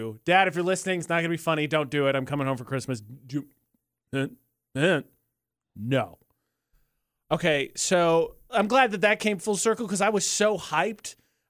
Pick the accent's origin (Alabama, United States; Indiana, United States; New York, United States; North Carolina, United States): Indiana, United States; Brazil, Indiana, which is a city in my home state